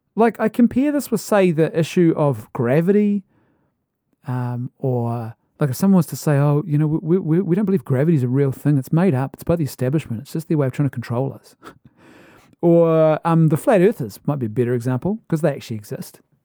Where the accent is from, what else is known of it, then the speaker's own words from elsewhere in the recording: New Zealand; as a Kiwi